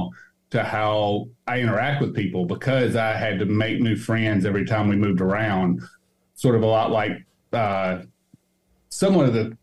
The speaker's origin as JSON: {"language": "English", "region": "Arkansas", "country": "United States", "tie": "born or raised there", "also_born_or_lived": "Little Rock, Arkansas / Searcy, Arkansas / Jonesboro, Arkansas", "moved": "as an adult", "lives_now": "Knoxville, United States", "said": "I grew up in Little Rock, the central area. I moved to South Arkansas and went there"}